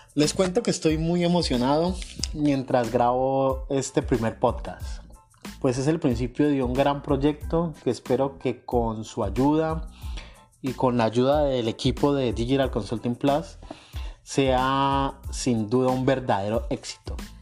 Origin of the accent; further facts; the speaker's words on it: Colombia; now in New York, United States; Soy un colombiano